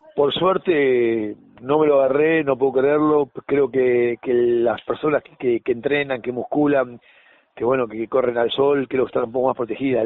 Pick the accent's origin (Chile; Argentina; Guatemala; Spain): Argentina; somos muy argentinos